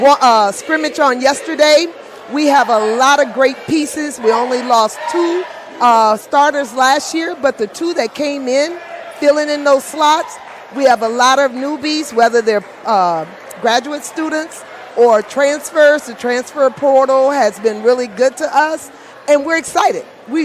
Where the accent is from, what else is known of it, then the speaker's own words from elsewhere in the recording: Baton Rouge, Louisiana, United States; moved away; also born or lived in Colorado Springs, Colorado; I'm originally from Baton Rouge, Louisiana.